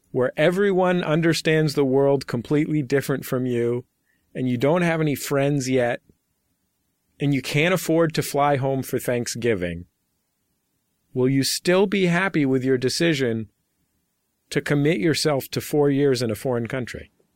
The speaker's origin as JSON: {"language": "English", "town": "San Francisco", "region": "California", "country": "United States", "tie": "born or raised there", "said": "I grew up in San Francisco"}